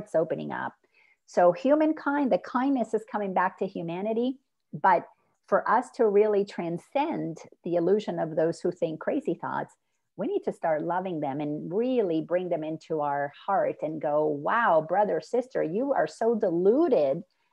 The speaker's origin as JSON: {"language": "English", "country": "Dominican Republic", "first_language": "Spanish", "second_language": "English", "said": "I'm from the Dominican Republic, so I'm Latin. And so my first language is Spanish"}